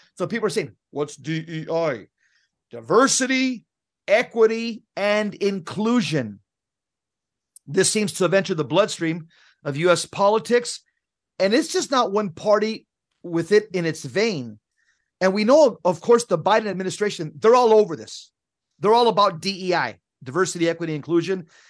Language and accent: English; San Fernando, California, United States; I grew up in Southern California, in the most violent neighborhood in California in the seventies.